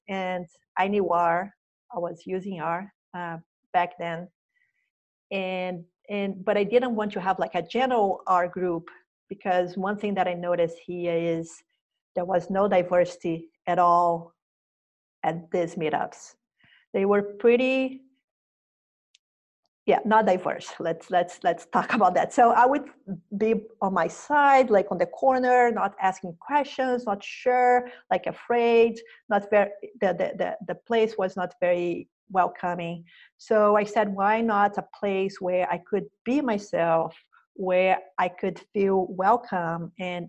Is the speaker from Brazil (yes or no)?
yes; Brazil; moved away as an adult; now in San Francisco, United States; When I moved from Brazil to San Francisco.